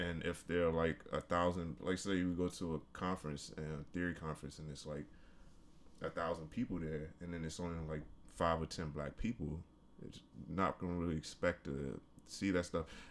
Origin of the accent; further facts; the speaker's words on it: Washington, District of Columbia, United States; I'm from, uh, from the D C area. I'm from Washington D C